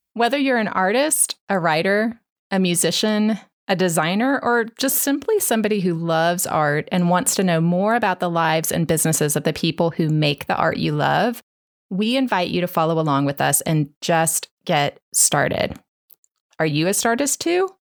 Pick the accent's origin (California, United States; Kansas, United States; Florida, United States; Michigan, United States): Kansas, United States; now in Dallas, United States; I grew up in Kansas